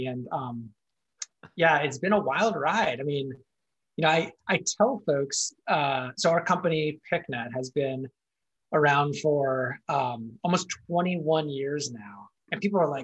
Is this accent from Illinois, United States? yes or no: no; Silicon Valley, California, United States; born and raised in Silicon Valley